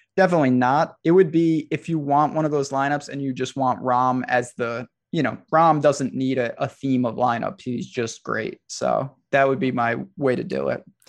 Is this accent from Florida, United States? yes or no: no; New York, United States; as a New Yorker